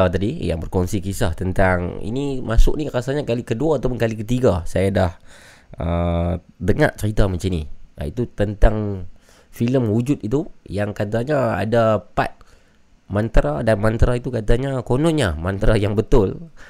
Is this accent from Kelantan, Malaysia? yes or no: no; Putatan, Sabah, Malaysia; Saya berasal daripada Putatan Sabah.